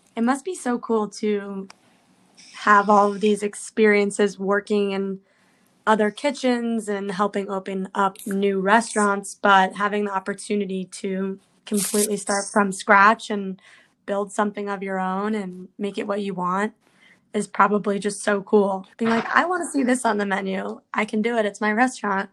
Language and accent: English; New York City, New York, United States; I'm a New Yorker as well